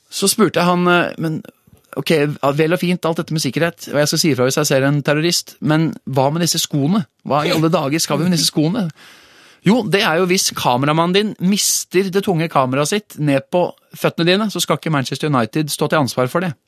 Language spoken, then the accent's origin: Norwegian; Oslo, Norway; jeg, er, jo født og oppvokst på Maurstua, så jeg liker jo å titulere meg selv som Oslo eh, slash eh, asfaltgutt